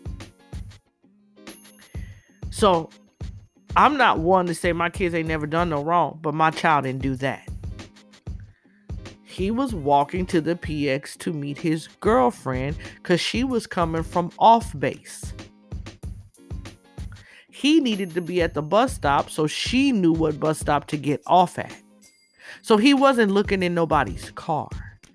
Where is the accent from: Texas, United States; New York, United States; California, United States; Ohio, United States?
California, United States; Inglewood; moved away; When I was a little girl growing up in Inglewood, back in the 70s